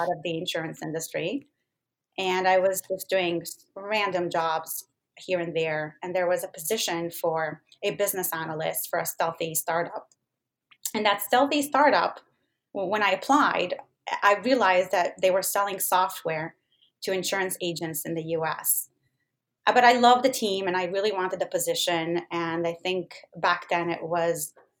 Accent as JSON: {"language": "English", "country": "Israel", "moved": "yes", "lives_now": "United States", "said": "I'm Israeli"}